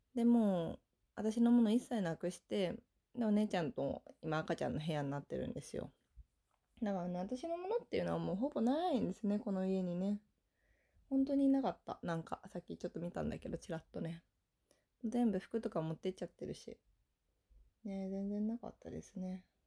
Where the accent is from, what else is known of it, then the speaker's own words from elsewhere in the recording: northern Saitama Prefecture, Japan; now in Tokyo, Japan; 私の地元に帰ってまいりました